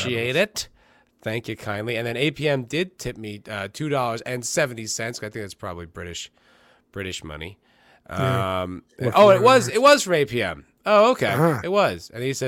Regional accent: East Coast, United States; like at least where I grew up in the East Coast

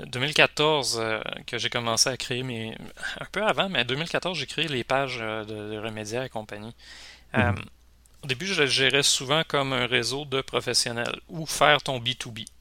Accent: Rimouski, Quebec, Canada; Moi, je suis Rimouski, pas loin de la Gaspésie

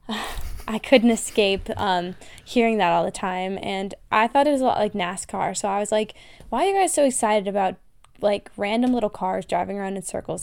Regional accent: United States; accent: American; they heard my accent and ran. Um, Germans, they were like, "Oh my God, you're American.

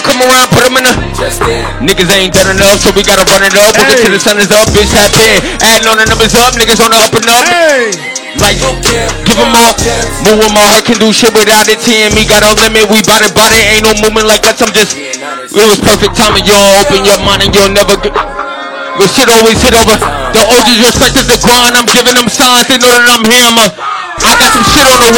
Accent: Montclair, New Jersey, United States; I'm from Montclair, New Jersey.

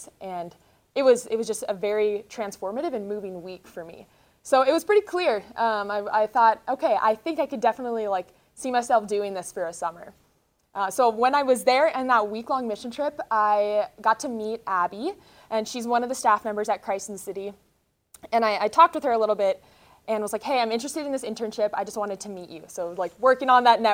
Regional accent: North Dakota, United States; moved away as an adult; now in Denver, United States; I'm originally from North Dakota

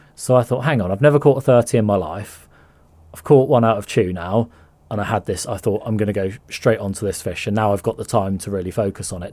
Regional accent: Somerset Levels, South West England, United Kingdom; growing up on the Somerset levels

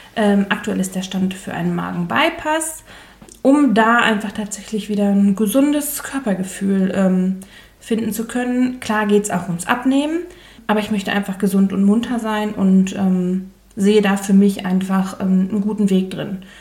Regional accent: Ruhr area, North Rhine-Westphalia, Germany; Ich komme aus dem Ruppert und das sagt man da hier einfach

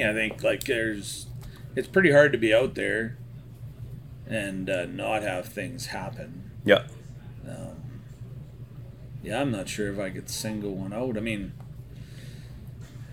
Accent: Central Alberta, Canada; moved away; I was originally from Central Alberta

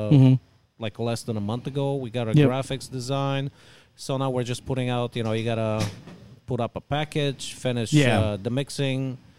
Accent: Bulgaria; now in Houston, United States; I'm originally actually from Bulgaria, but I've lived here for over 30 years

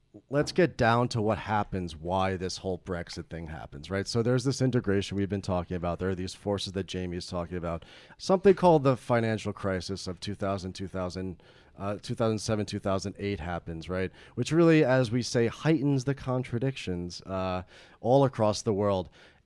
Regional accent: United States; I'm so American.

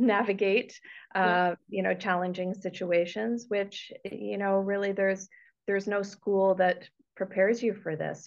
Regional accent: Toronto, Ontario, Canada; moved away as an adult; also born or lived in Woodstock, Ontario; I'm originally from Toronto. I was born and raised there and lived there for 30 years.

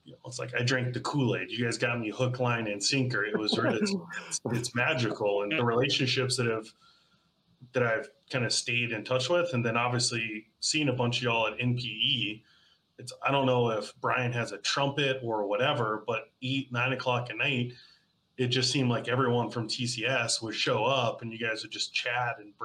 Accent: Birmingham, Alabama, United States; I grew up in Birmingham, Alabama

